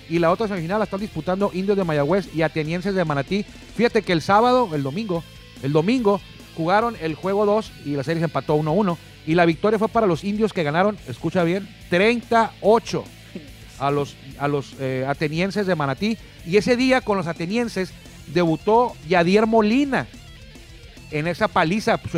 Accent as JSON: {"language": "Spanish", "country": "Mexico"}